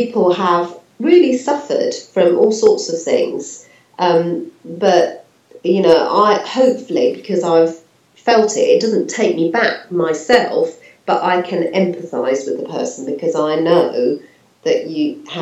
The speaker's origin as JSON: {"language": "English", "region": "London", "country": "United Kingdom", "tie": "born or raised there", "also_born_or_lived": "Norfolk", "moved": "as an adult", "said": "I was brought up in London"}